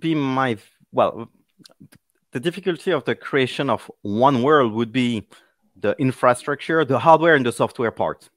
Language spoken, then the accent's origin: English; Paris, Île-de-France, France; English is a second language; people will notice my accent, uh, well, I'm from Paris